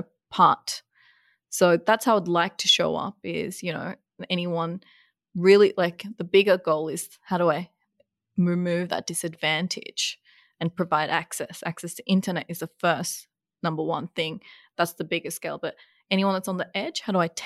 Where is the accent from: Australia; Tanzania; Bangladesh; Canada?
Bangladesh; moved away; I was born in Bangladesh, a third world country